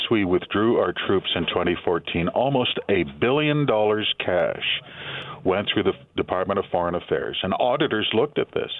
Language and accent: English; Canada; I'm Canadian